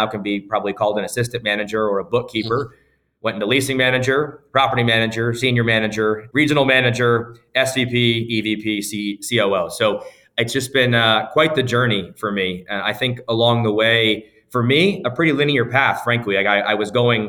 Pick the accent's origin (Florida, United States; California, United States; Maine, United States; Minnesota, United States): Florida, United States; Sarasota; moved away as an adult; also born or lived in Orlando, Florida; now in Chicago, United States; I grew up in Sarasota, Florida, born and raised.